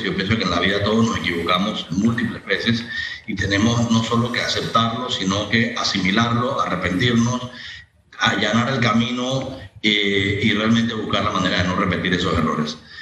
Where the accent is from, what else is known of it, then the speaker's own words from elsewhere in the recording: Panama; nosotros como panameños